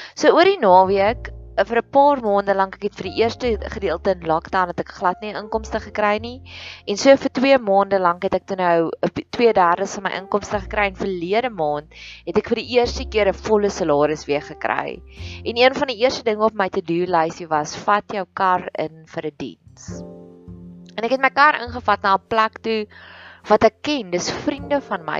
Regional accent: South Africa

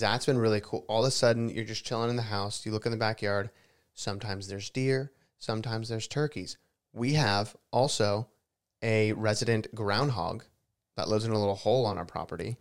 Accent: South Florida, United States; also born or lived in Los Angeles; now in Nashville, United States; Me growing up in Florida

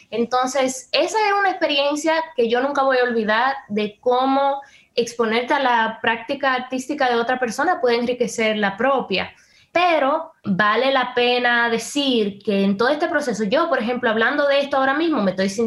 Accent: Dominican Republic; para mí como dominicana

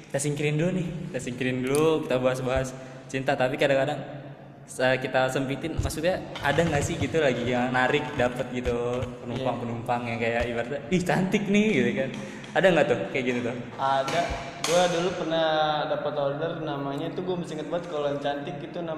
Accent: Bintaro, Banten, Indonesia; gue dari Bintaro

